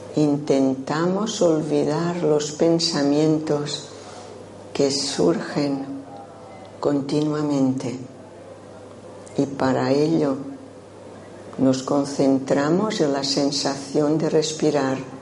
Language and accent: Spanish; Menorca, Balearic Islands, Spain; accent: un poco rarillo; now in Málaga, Spain; nací en Menorca, por esto tengo este acento un poco rarillo